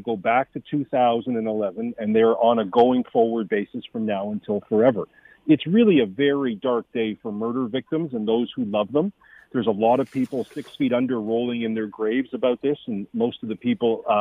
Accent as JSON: {"language": "English", "country": "Canada", "said": "as a Canadian citizen and political commentator"}